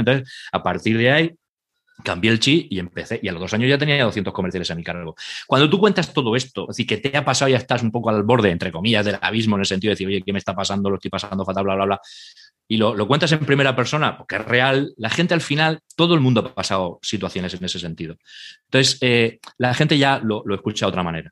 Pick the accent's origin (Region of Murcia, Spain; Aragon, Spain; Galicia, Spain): Region of Murcia, Spain; Murcia; yo soy de Murcia